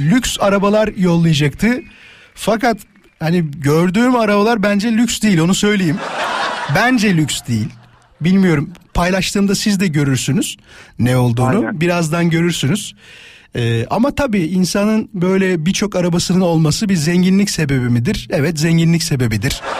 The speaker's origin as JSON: {"language": "Turkish", "town": "İzmit", "region": "Kocaeli", "country": "Turkey", "said": "Şey İstanbul diyorum İzmit özür dilerim."}